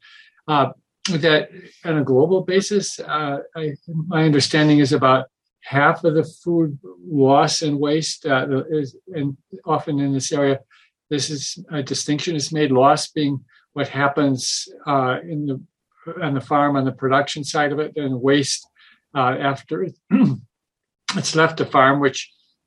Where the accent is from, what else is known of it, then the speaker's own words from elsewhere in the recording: Midwest, United States; when I was growing up in the Midwest